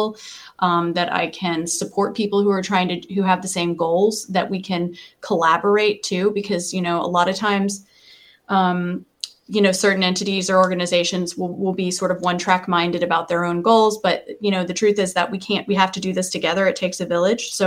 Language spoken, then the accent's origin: English; United States; I grew up in Polk County